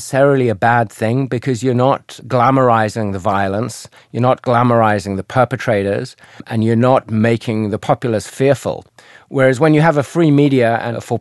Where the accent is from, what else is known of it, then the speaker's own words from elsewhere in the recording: South Africa; also born or lived in China; now in United States; I grew up in South Africa. I lived in China for 20 years, and I moved to the United States